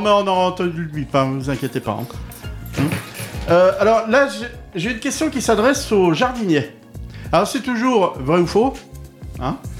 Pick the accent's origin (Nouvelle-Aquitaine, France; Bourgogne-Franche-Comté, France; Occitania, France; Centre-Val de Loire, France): Centre-Val de Loire, France; Touraine; Chez nous en Touraine.